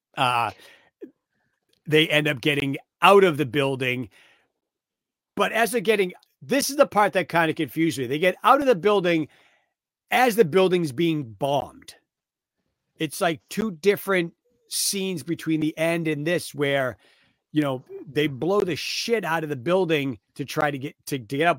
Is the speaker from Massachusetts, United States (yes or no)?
yes; Waltham, Massachusetts, United States; I grew up in Waltham